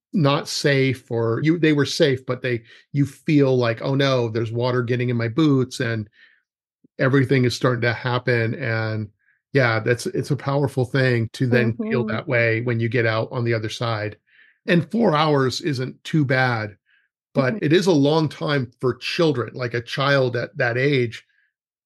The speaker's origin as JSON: {"language": "English", "region": "California", "country": "United States", "tie": "born or raised there", "moved": "yes", "said": "I grew up in California when I was young"}